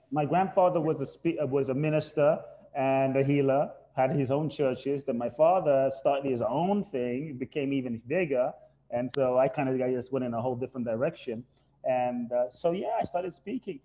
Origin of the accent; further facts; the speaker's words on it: London, United Kingdom; moved away as an adult; also born or lived in Ghana; now in United States; I was born in Ghana, West Africa. My father's from Ghana, my mother's Japanese. I grew up in London.